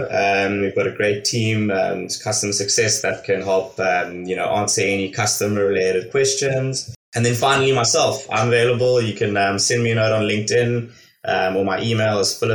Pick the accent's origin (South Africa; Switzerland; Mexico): South Africa; moved away as an adult; also born or lived in Hong Kong / Los Angeles, United States; I am originally from South Africa. Um, I completed my university out there, and then I've been living and working overseas for the last fifteen years. Uh, spent six years in Hong Kong